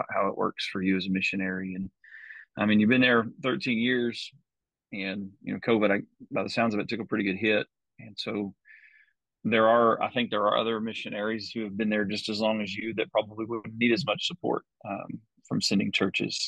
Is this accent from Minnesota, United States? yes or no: no; Decatur, Texas, United States; I'm from Decatur. This is my hometown.